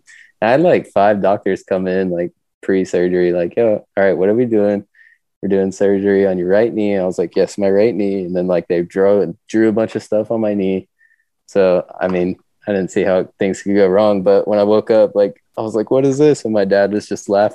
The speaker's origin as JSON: {"language": "English", "area": "northeast of Atlanta", "region": "Georgia", "country": "United States", "tie": "born or raised there", "also_born_or_lived": "Mountain View, California", "moved": "as an adult", "lives_now": "California, United States", "said": "I grew up in Georgia, like a little bit northeast of Atlanta"}